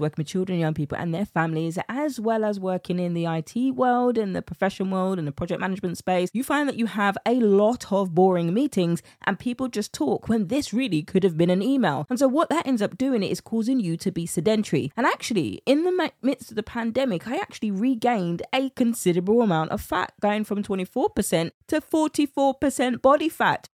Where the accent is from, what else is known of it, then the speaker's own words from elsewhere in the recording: United Kingdom; accent: British; my British accent